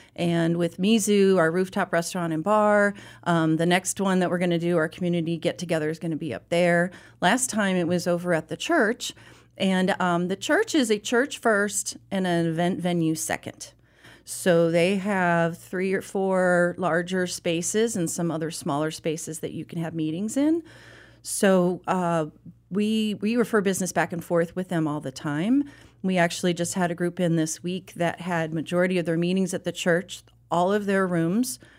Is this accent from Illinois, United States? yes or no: yes; Chicago suburbs, Illinois, United States; now in Charlotte, United States; I grew up in the Chicago suburb area